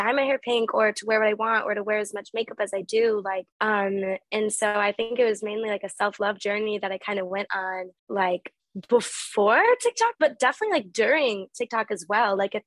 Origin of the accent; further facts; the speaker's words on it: St. Charles, Illinois, United States; moved away; also born or lived in Wisconsin; I lived in the suburbs of Chicago, so like St. Charles area.